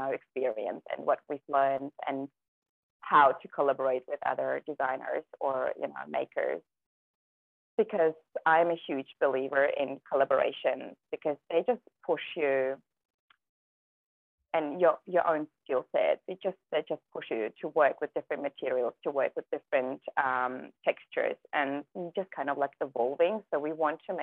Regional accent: Germany; English is a second language; moved away as an adult; also born or lived in Kazakhstan; now in Gerringong, Australia; we grew up in Germany.

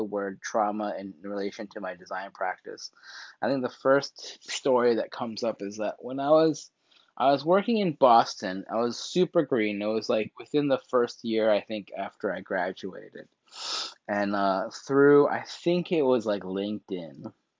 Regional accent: Seoul, South Korea; also born or lived in Colorado, United States; I was from South Korea.

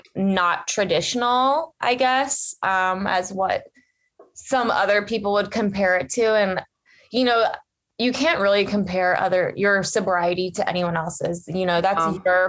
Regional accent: Ohio, United States; I'm from Ohio

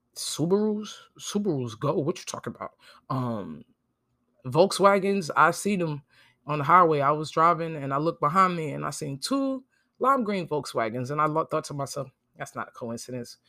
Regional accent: New Jersey, United States; moved away as an adult; now in Jacksonville, United States; I'm from New York, New Jersey. I grew up there.

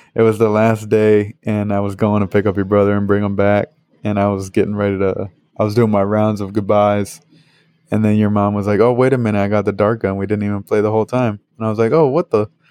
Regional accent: Northeast, United States; moved away; I'm from the Northeast

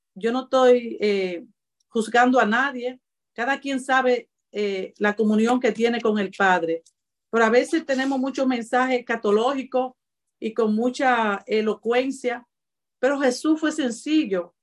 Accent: Cibao, Dominican Republic; soy cibaeño y los cibaeños somos así, malos mocanos

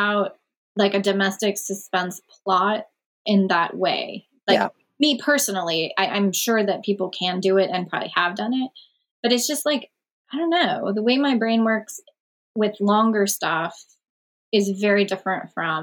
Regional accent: Wilkes-Barre, Pennsylvania, United States; my hometown, which is Wilkes-Barre, Pennsylvania.

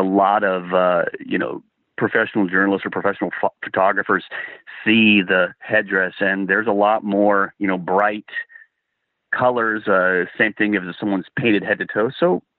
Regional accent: Indiana, United States; I said, "Hey, you know, I'm from Indiana,"

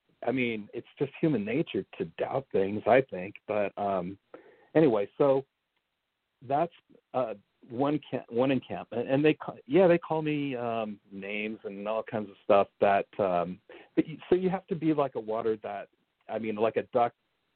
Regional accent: California, United States; also born or lived in Minnesota; I was born in Minnesota, and then we moved to California when I was 8 years old

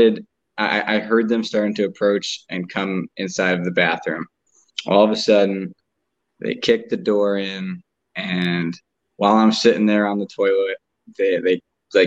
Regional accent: New Jersey, United States; I grew up in New Jersey with my mom and dad

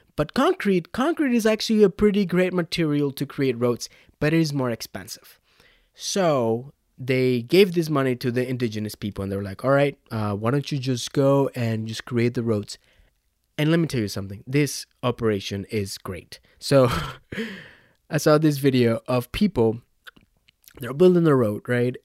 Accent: Mexico; I am from Mexico

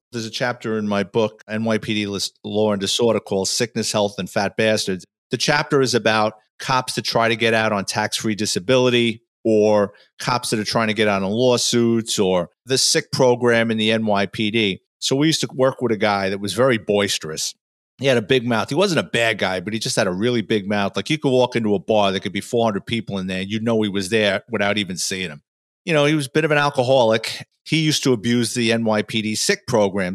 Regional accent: New York City, New York, United States; born and raised in the Bronx, New York, lower middle class family

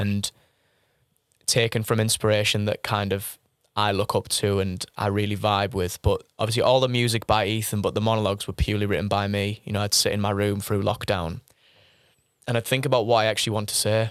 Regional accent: Middlesbrough, North East England, United Kingdom; I was born in Middlesbrough

